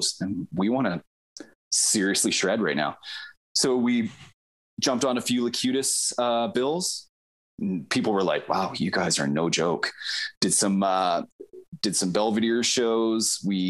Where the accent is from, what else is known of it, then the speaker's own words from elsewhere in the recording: Okotoks, Alberta, Canada; also born or lived in Vancouver / Delta, Manitoba; now in Calgary, Canada; We grew up together in Okotoks.